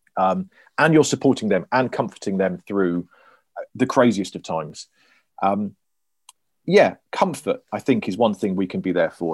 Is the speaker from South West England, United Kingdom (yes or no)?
yes; Cornwall, South West England, United Kingdom; I'm Cornish